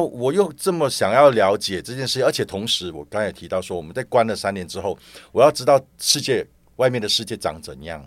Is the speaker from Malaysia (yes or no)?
yes; Malaysia; also born or lived in Singapore; now in Taiwan; 我不是台湾人。对。好，我是马来西亚人。但是在搬来移，移，因为搬来台湾之前，我是在新加坡大概有三十年了。嗯。所以我搬来台湾最近是最近八年的时间